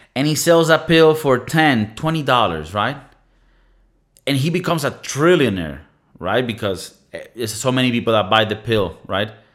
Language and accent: English; Venezuela; moved away; communist Venezuela, my home country